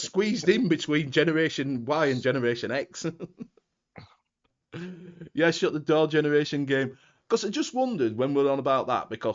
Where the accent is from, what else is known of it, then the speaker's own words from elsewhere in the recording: Yorkshire and the Humber, United Kingdom; I'm a Yorkshireman